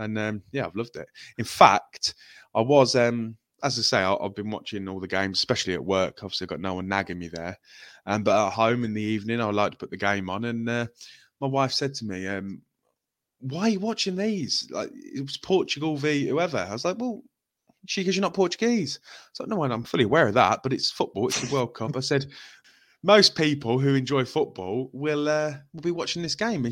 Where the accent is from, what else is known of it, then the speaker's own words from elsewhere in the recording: England, United Kingdom; I'm English and we know what it's like being an England fan